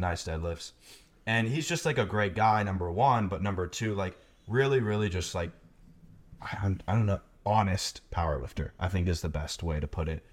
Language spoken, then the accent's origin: English; United States; being American